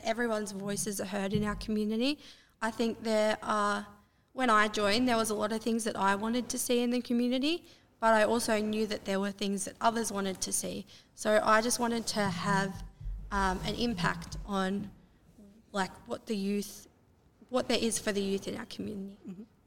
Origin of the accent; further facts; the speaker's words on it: Terang, Victoria, Australia; I'm a part of the Corangamite Shire, and I have been for most of my life. Um, so I'm from Terang. I went to school in Terang.